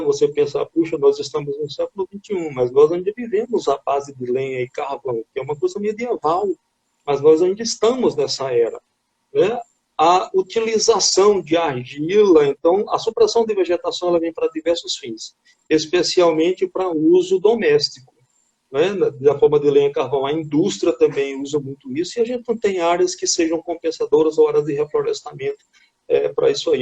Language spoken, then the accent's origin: Portuguese; Patos, Paraíba, Brazil; moved away as an adult; also born or lived in Lavras, Minas Gerais; Eu sou paraibano, nascido em Patos, me formei em 1994 em Engenharia Florestal, na antiga UFPB